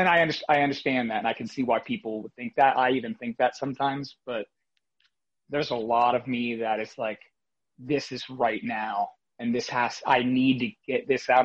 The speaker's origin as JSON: {"language": "English", "town": "Fort Lauderdale", "region": "Florida", "country": "United States", "also_born_or_lived": "New York City, United States", "moved": "yes", "lives_now": "Nashville, United States", "said": "I'm originally from South Florida, Fort Lauderdale, Florida, but New York City and Brooklyn was my home for the last just about 15 years now"}